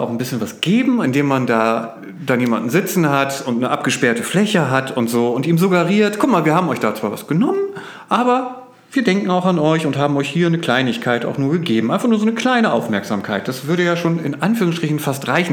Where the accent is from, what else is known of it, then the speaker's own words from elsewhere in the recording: Oldenburg, Lower Saxony, Germany; als Oldenburger